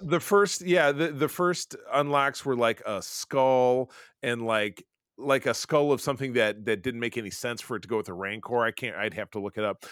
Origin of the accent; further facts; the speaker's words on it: Grosse Pointe, Michigan, United States; I'm from Metro Detroit. That was nearby my home in Grosse Pointe, Michigan